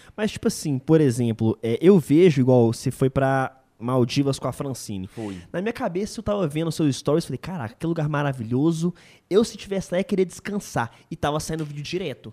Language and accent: Portuguese; Belo Horizonte, Minas Gerais, Brazil; de Belo Horizonte, minha terra